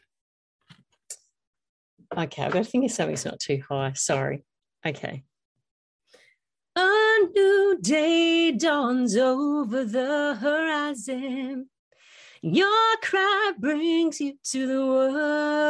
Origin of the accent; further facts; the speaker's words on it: Australia; I am Australian, it's M-U-M, mum